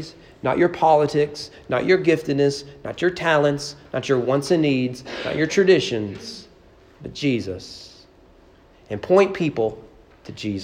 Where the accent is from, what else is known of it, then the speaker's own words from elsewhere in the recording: United States; we as American evangelicals